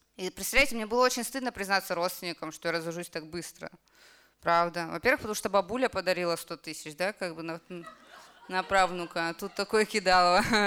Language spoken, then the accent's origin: Russian; Kamchatka Krai, Russia; moved away; Я с Камчатки вообще. И я когда закончила институт, я закончила медицинский институт, я вернулась к себе на Камчатку